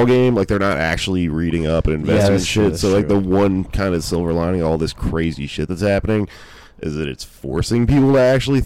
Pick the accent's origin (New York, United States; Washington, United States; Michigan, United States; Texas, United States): Texas, United States; I'm from Texas